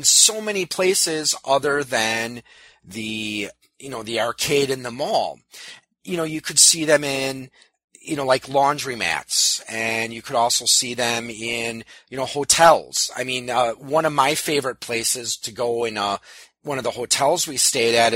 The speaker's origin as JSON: {"language": "English", "town": "New Berlin", "region": "Wisconsin", "country": "United States", "tie": "born or raised there", "said": "I grew up in New Berlin. It's a part of Waukesha County, southeast Wisconsin"}